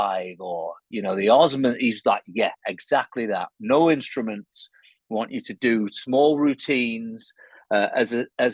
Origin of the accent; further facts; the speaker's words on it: Cheshire, North West England, United Kingdom; And I was born in Cheshire, which is between Liverpool and Manchester.